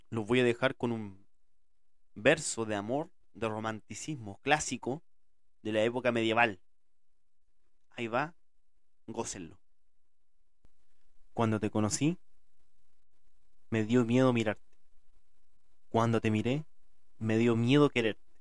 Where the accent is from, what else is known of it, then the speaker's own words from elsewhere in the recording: Chile; soy de acá de Chile y hablo como la juega